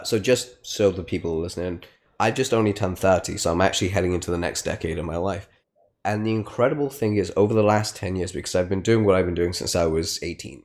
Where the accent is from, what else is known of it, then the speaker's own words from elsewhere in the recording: Leicester, East Midlands, United Kingdom; I'm from Leicester, so it's, you know, for my American friends that are listening to this, it's a small town in the Midlands